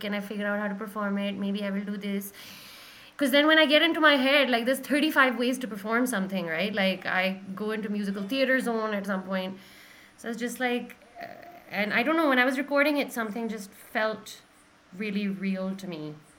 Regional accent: Pakistan; also born or lived in Malaysia; I'm still Pakistani

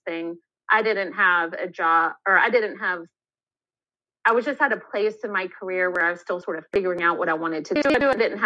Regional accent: Knoxville, Tennessee, United States; I was born in Knoxville. My dad is from Knoxville. My mom is from North Carolina, but they met here in Knoxville and then they've stayed here ever since

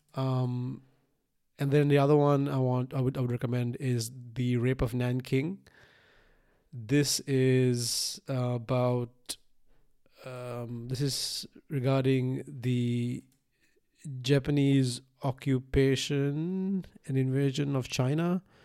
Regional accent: Sri Lanka; moved away; I was born in Sri Lanka in nineteen ninety-one

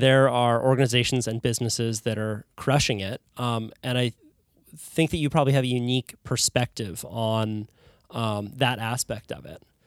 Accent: California, United States; as a Californian

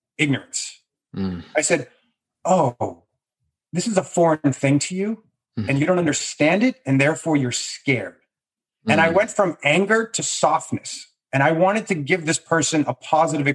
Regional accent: Massachusetts, United States; I grew up in Massachusetts

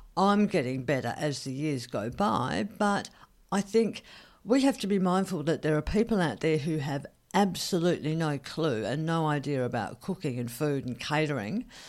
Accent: Australia

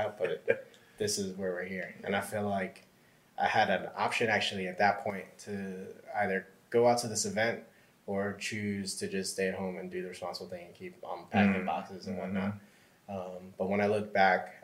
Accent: Northern Virginia, United States; moved away as an adult; now in Atlanta, United States; I'm originally from Northern Virginia

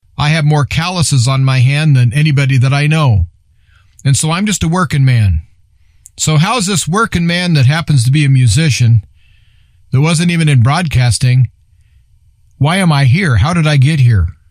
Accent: Nebraska, United States; I'm from Nebraska

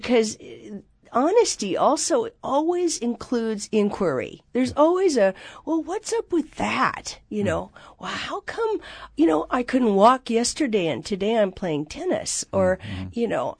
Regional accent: Seattle, Washington, United States; We lived in, they moved a lot. So we moved all over Seattle until they died.

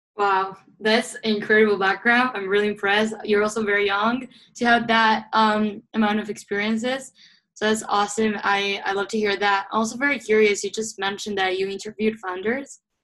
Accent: Uruguay; moved away as an adult; now in Rochester, United States; I was born and raised in Uruguay

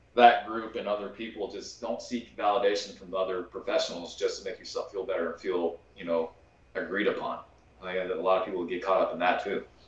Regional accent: Kansas, United States; I grew up in Kansas

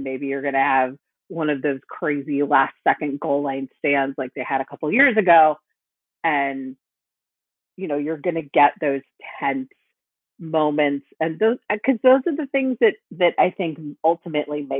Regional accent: Gainesville, Florida, United States; I was born in Gainesville.

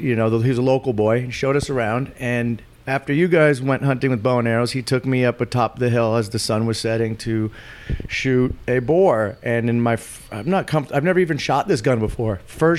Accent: San Francisco, California, United States; I'm from San Francisco. It's not really a gun city part of the culture there. Unless you're from certain neighborhoods, which I wasn't.

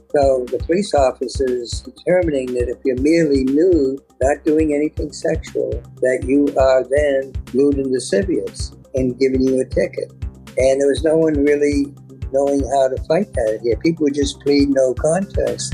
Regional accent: Boston, Massachusetts, United States; a young kid growing up in Boston in the 30s

